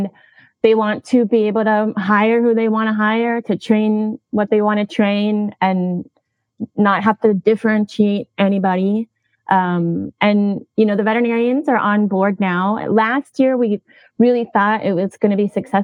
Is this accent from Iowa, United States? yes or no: no; Minnesota, United States; moved away; also born or lived in Hawaii; I recently moved from Hawaii to my home state of Minnesota.